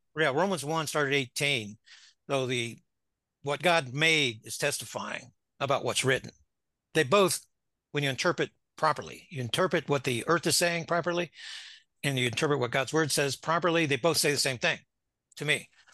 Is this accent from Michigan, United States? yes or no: no; Florida, United States; moved away as an adult; now in Ozarks, United States; Went back to Florida, my home, and then relocated here in March of two thousand twenty